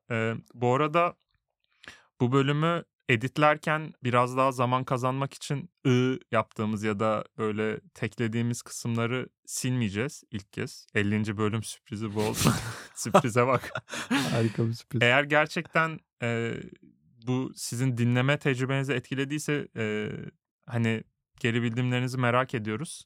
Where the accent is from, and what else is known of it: Turkey; moved away as an adult; now in Sweden